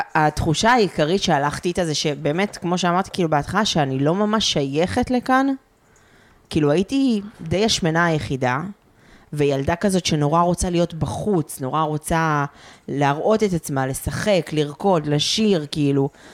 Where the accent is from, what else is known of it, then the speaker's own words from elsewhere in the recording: a kibbutz near Afula, Northern District, Israel; moved away; ומגיל סופר צעיר ידעתי שאני הולכת לצאת מהקיבוץ